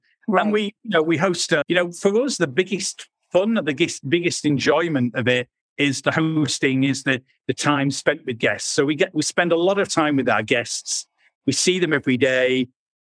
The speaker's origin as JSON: {"language": "English", "country": "United Kingdom", "also_born_or_lived": "London", "moved": "as an adult", "lives_now": "Italy", "said": "we were living in London. Obviously, we're British"}